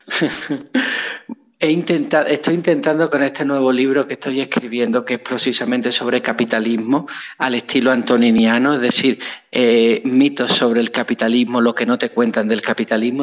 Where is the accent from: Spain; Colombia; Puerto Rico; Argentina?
Spain; moved away as an adult; also born or lived in Nuevo Laredo, Mexico; yo soy de España.